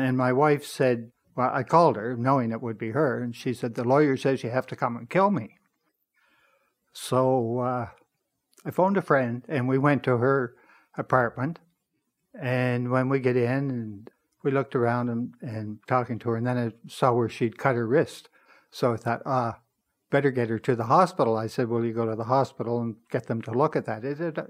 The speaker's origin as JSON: {"language": "English", "region": "Nova Scotia", "country": "Canada", "lives_now": "Toronto, Canada", "said": "When I came to Toronto, I came in about 62 from Nova Scotia"}